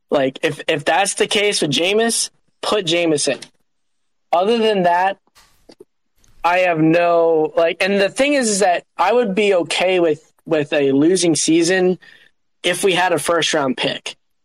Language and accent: English; Cincinnati, Ohio, United States; I'm from Cincinnati